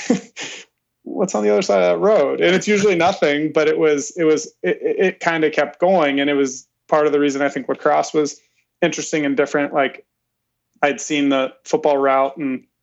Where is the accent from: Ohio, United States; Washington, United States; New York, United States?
Ohio, United States; I grew up in that Amish country, Ohio